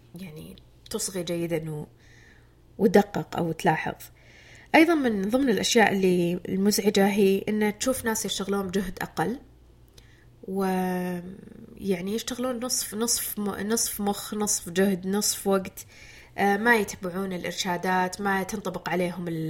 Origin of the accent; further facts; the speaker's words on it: Jubail, Eastern Province, Saudi Arabia; اعمل في مدينتي